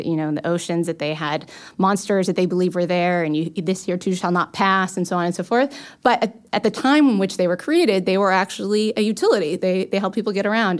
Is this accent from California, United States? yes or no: yes; Los Angeles, California, United States; moved away; I'm originally from Los Angeles